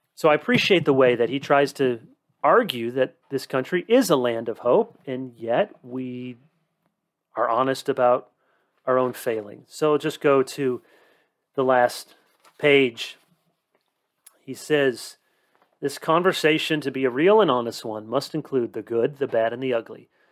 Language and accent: English; United States